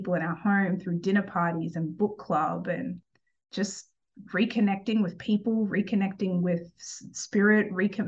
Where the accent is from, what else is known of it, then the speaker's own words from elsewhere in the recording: Cooran, Queensland, Australia; I grew up in Australia. I grew up in a little town called Corran, which had about 1,400 or so people in it when I was growing up. It was off the coast of the Sunshine Coast in Australia.